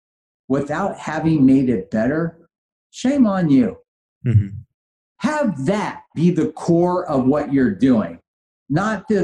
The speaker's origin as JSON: {"language": "English", "town": "Los Angeles", "region": "California", "country": "United States", "tie": "born or raised there", "also_born_or_lived": "San Francisco / Switzerland", "said": "I grew up in Granada Hills"}